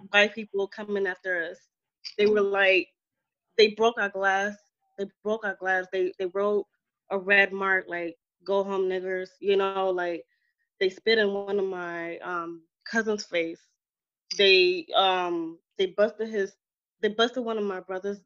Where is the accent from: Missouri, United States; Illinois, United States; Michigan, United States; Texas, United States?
Illinois, United States; Chicago; I grew up in Chicago. I was born and raised in Chicago